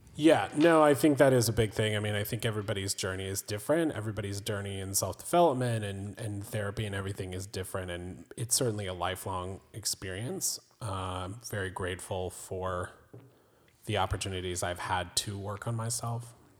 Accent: Raleigh, North Carolina, United States; I was born on the East Coast in Raleigh, North Carolina.

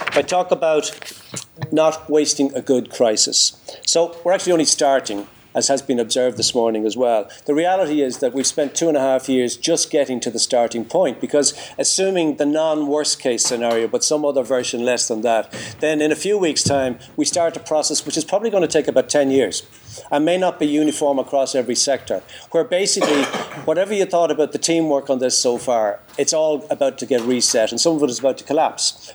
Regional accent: Drogheda, Leinster, Ireland; I was born in Drogheda in the late 50s

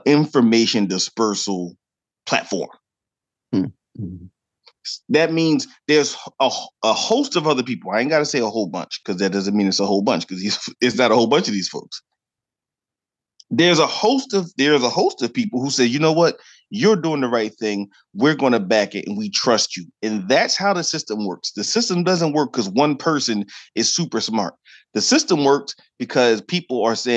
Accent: Delaware Valley, United States; we're both from the Delaware Valley

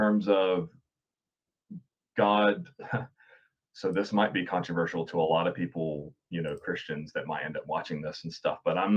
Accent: North Carolina, United States; now in New Zealand; I'm from North Carolina. And so we grew up saying, yes, sir, yes, ma'am, no, ma'am, and so on. And now I live in New Zealand

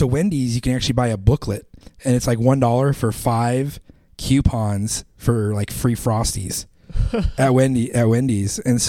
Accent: Idaho, United States; I grew up in Idaho.

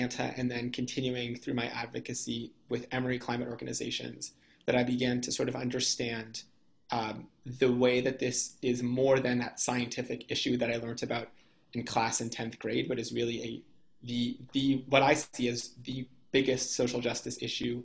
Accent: Toronto, Ontario, Canada; moved away as an adult; I grew up in Toronto, Canada

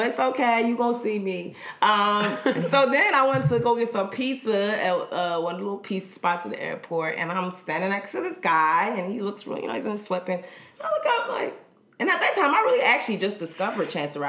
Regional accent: the South, United States; I'm from the South, so it's kind of like, oh, mm-hmm.

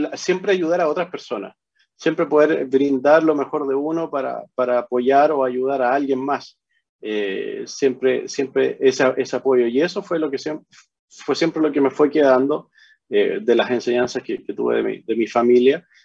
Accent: Chile; moved away as an adult; also born or lived in Hawaii, United States; now in Honolulu, United States; nací en el Hospital de Carabineros, ahí en, en en la calle Simón Bolívar

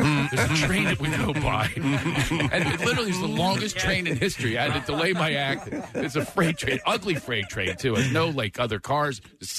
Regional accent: Philadelphia, Pennsylvania, United States; now in California, United States; I'm from Philadelphia, but I live in California.

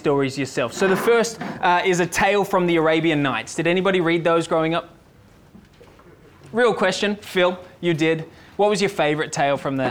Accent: Sydney, New South Wales, Australia; I'm from Sydney.

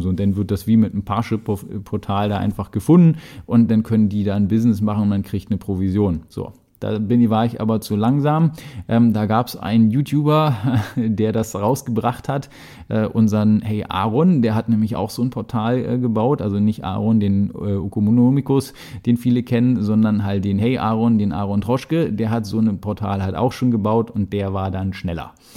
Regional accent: Berlin, Germany; ich rede halt so einfach, wie ja, mir die Schnauze gewachsen ist, denn ich komme aus Berlin

